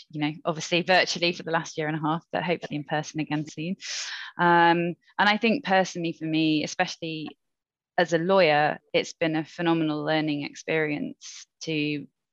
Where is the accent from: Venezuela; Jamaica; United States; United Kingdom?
United Kingdom; as a Brit